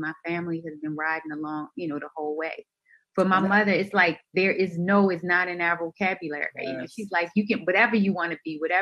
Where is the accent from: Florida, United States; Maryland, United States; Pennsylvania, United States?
Maryland, United States; Baltimore; from Baltimore, born and raised in Baltimore.